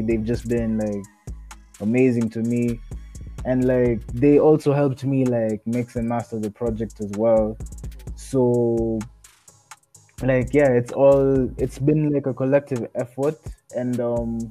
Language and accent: English; Kenya; I'm a Kenyan rapper, producer, basically Kenyan artist